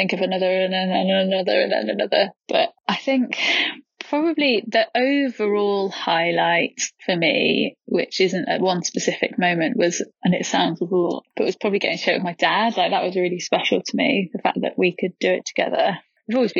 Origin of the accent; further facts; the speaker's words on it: Leeds, Yorkshire and the Humber, United Kingdom; I'm 29 and I'm from Leeds